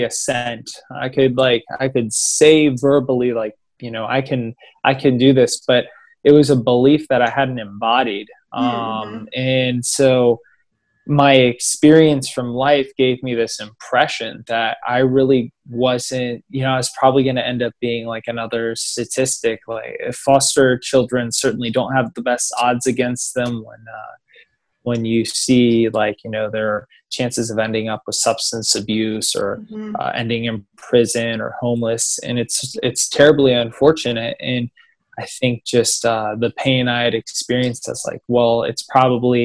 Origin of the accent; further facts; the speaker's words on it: Maryland, United States; also born or lived in West Virginia / Ashburn, Virginia; now in Los Angeles, United States; grew up on the East Coast in Maryland, and I lived in Maryland for a few years, and then spent like part of my life in West Virginia, like a decent part of my life